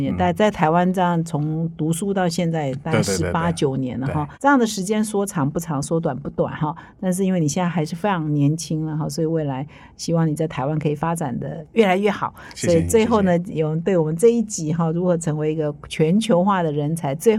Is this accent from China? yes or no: no; South Korea; Chinese is a second language; now in Taiwan; 我们韩国人没这样想，对